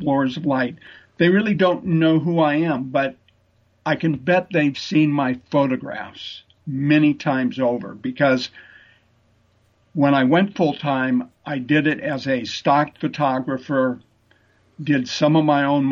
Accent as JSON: {"language": "English", "town": "Seattle", "region": "Washington", "country": "United States", "tie": "born or raised there", "also_born_or_lived": "Sammamish, Washington", "said": "born and raised in Seattle"}